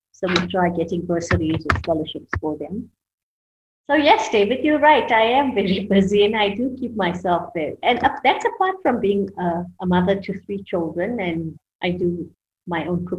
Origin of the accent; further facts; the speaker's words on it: Pretoria, Gauteng, South Africa; I'm from South Africa, more particularly from Pretoria.